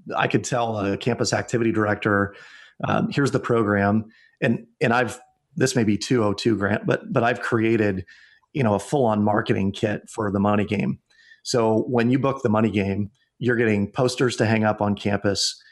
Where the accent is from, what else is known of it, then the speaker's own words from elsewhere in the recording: Iowa, United States; my home state of Iowa